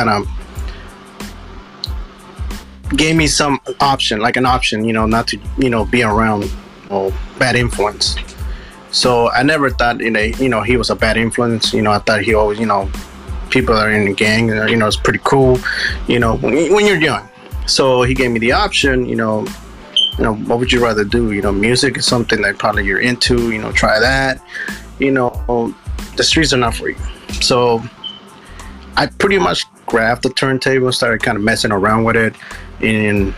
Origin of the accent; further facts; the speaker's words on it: Richmond, California, United States; I'm actually from Richmond, California, the Bay Area.